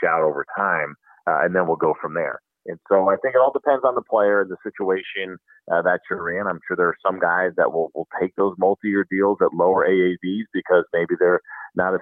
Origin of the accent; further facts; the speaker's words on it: United States; as a kid growing up in the New York, New Jersey area